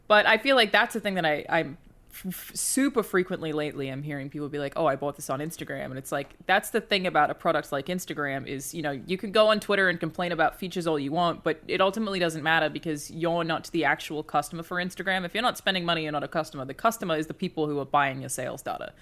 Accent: Australia; moved away; I'm Australian

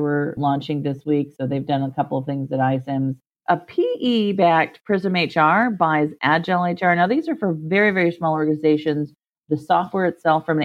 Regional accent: Ohio, United States; I'm from Ohio. I get snow

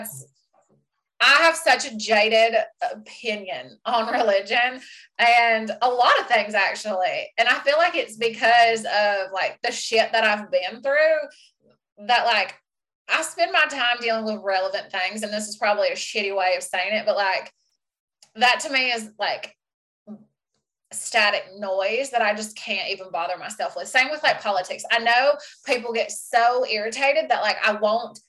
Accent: Southern US, United States; accent: Southern (Scarlett O'Hara); moved away as an adult; also born or lived in Blue Ridge, Georgia; now in Ontario, Canada; my accent gets thicker and I start, like, I talk like I'm Scarlett O'Hara

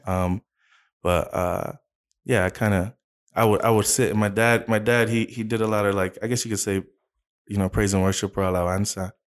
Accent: Arizona, United States; also born or lived in California; I was, I was born in California, uh, but then when I was about two and, two years old, uh, uh, my family, we moved to Arizona. So, I was raised here. So, I grew up in Arizona

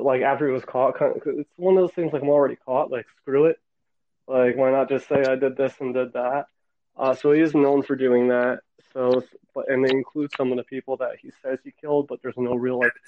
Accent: New Jersey, United States; my home state

